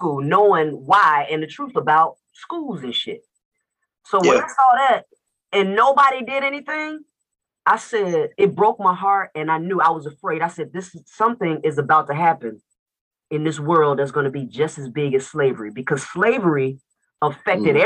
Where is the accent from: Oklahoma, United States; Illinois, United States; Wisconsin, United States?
Illinois, United States; Chicago; also born or lived in Atlanta, Georgia; I'm in Chicago, and I'm from Chicago, Illinois, but I used to live in Atlanta, Georgia. And I was there for like over 20-something years.